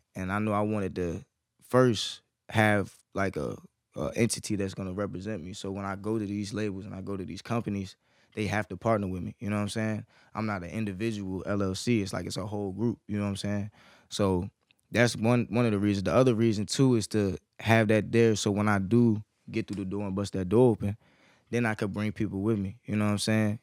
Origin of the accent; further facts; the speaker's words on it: Fredericksburg, Virginia, United States; moved away as an adult; now in Norfolk, United States; I was born and raised in Fredericksburg